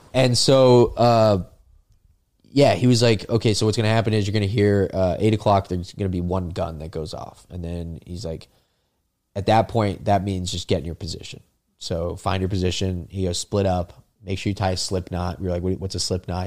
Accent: South Florida, United States; we're both from South Florida, right? I mean, it's just, like, we grew up in a place that nobody wants to leave

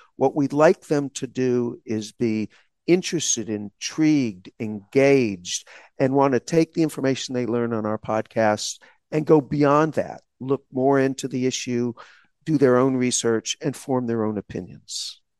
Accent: Texas, United States; I grew up in Texas in a small town, during a segregated period of the United States history

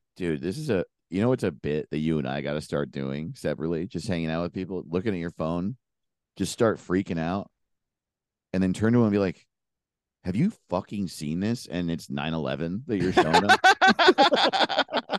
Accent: an hour north of New York City, United States; moved away as an adult; also born or lived in Los Angeles, United States; I'm from New York State, an hour north of New York

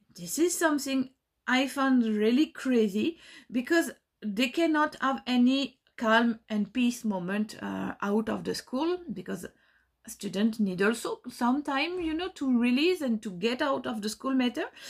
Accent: France; moved away as an adult; now in Belgium; I grew up in France, m, live in France all my life

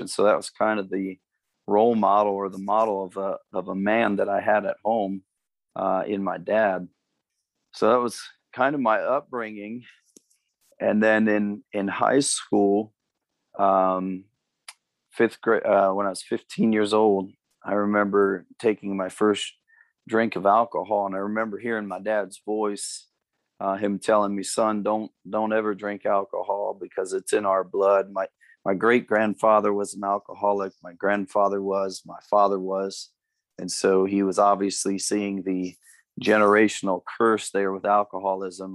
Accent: Amherst, Ohio, United States; moved away as an adult; also born or lived in Cleveland, Ohio / California / Texas / Phoenix; now in Cincinnati, United States; I was born and raised in in uh, northern Ohio. I was born in Cleveland

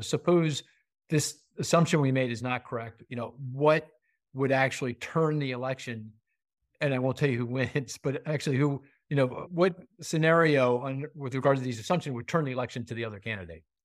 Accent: Pennsylvania, United States; I'm from Pennsylvania. I live in the suburbs of Philly.

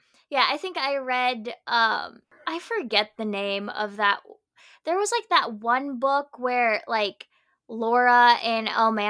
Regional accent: Philippines; moved away; Like, I grew up in the Philippines, was raised in the Philippines, don't know a lot of Filipino.

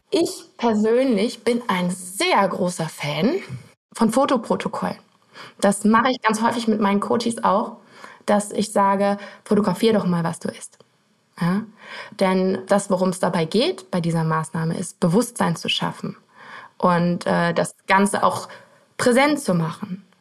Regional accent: Erkelenz, North Rhine-Westphalia, Germany; Ich komme aus Erklens. Das ist, das kennt wahrscheinlich kein Mensch. Das ist äh, bei Mönchengladbach relativ im Westen von Deutschland

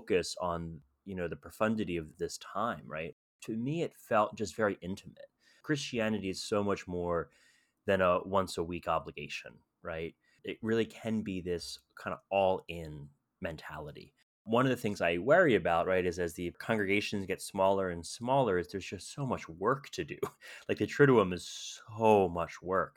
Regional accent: Philadelphia suburbs, Pennsylvania, United States; I grew up Catholic in the Philadelphia suburbs

